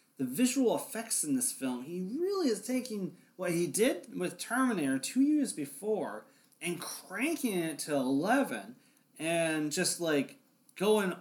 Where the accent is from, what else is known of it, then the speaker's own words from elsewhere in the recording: Olympia, Washington, United States; my hometown, Olympia, Washington